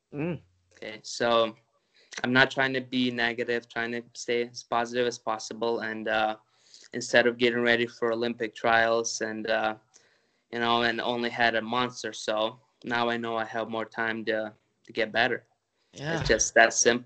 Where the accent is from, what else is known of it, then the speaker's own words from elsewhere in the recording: Ukraine; moved away; I'm originally from the Ukraine